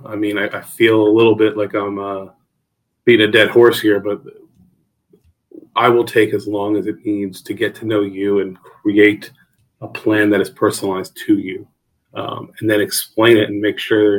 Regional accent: New Jersey, United States; also born or lived in Fairfax County; I came down from New Jersey originally, by way of North Virginia for a few years as well.

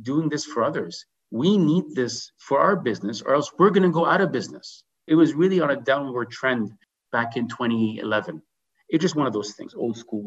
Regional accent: Vancouver, British Columbia, Canada; also born or lived in Jordan / Dubai; moved to Canada back in 1987

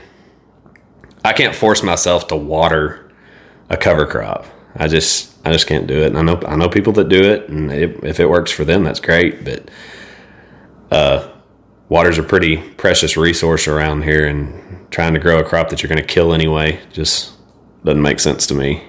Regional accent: Idalou, Texas, United States; I grew up in Idaloo, so everything's flat there

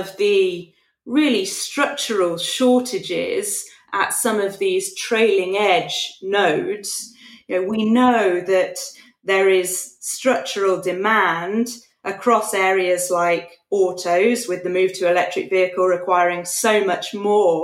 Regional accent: United Kingdom; As a Brit

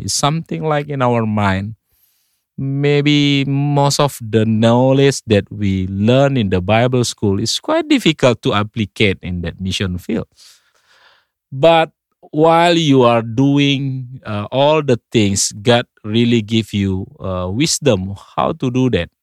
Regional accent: North Sumatra, Indonesia; English is a second language; now in Bali, Indonesia; I came from Indonesia, but originally from the island called Sumatra, North Sumatra. I was born about forty years ago

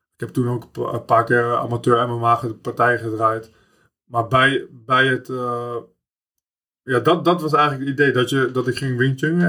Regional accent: The Hague, South Holland, Netherlands; Ik kom uit Schilswijk, mijn, eh, mijn moeder woonde in Prinshof, in de Schilswijk van Leidschendam.

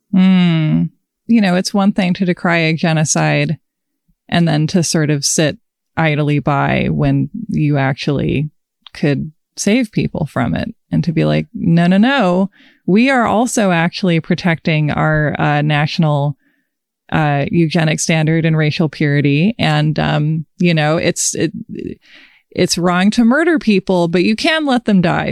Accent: United States; I am an American

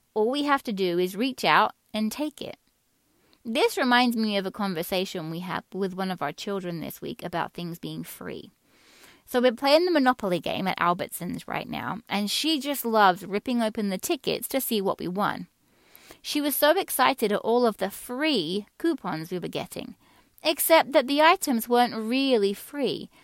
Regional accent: England, United Kingdom; moved away; Many of you listening to this will hear a faint accent in my voice. Some would say not so faint. That's because I grew up in England.

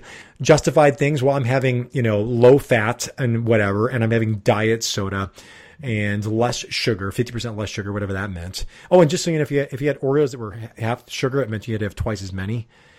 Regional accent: Chicago, Illinois, United States; Since we're from Chicago.

